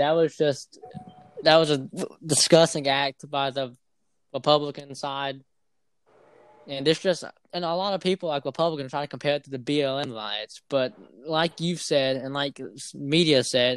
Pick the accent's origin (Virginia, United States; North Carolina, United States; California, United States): North Carolina, United States; I am from North Carolina.